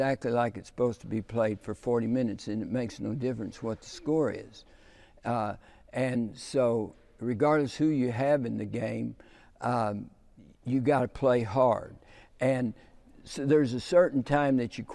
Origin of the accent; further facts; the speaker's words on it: United States; also born or lived in Texas / Oklahoma; I grew up in the Texas, Oklahoma